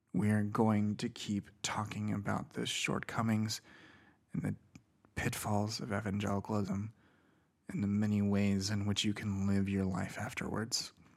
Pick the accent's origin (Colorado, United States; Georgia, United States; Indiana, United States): Indiana, United States; Indiana, my home state